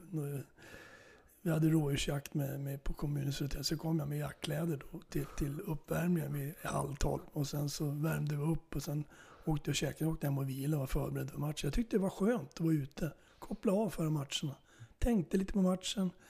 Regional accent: Norrland, Sweden; now in Flen, Sweden; jag är ju norrlänning så jag är, jag är uppe i min hemgård ibland.

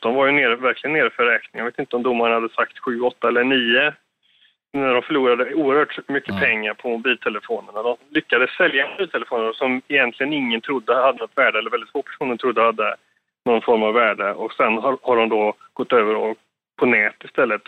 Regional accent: Sweden; som svensk där nere

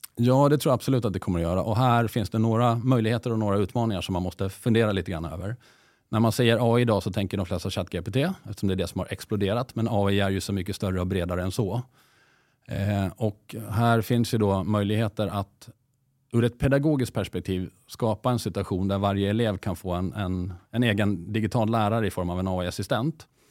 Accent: Åland Islands; now in Sweden; är dessutom född på Åland, så jag har ju gått i det finska skolsystemet själv.

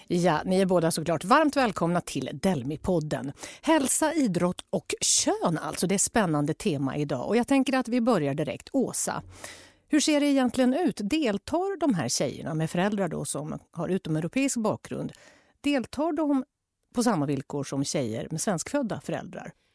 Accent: Jämtland, Sweden; jag växte upp i Jämtland

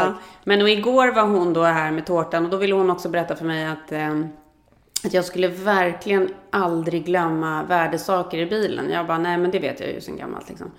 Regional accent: Sweden; now in United States; vi som svenskar

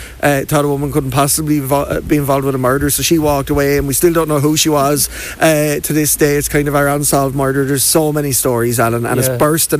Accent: Wexford, Leinster, Ireland; I was born in Wexford, I'm reared in Wexford, I'll die in Wexford, there's no doubt about that.

